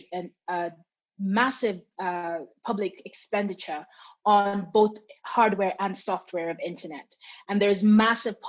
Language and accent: English; Kenya; I'm a Kenyan